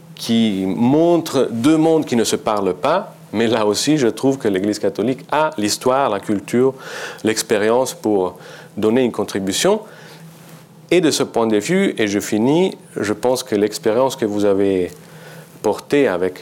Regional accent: Italy; French is a second language; Je suis italien et je suis journaliste

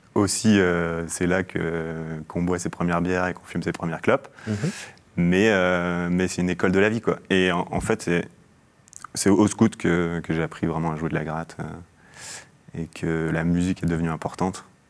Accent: Mâcon, Bourgogne-Franche-Comté, France; also born or lived in Algeria; j'ai grandi en Bourgogne, à Mâcon

